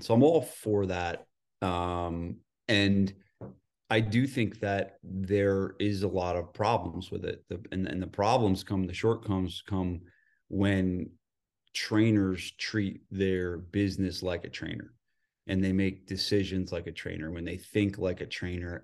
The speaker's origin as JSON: {"language": "English", "region": "New Jersey", "country": "United States", "also_born_or_lived": "San Diego", "moved": "yes", "said": "I'm from New Jersey"}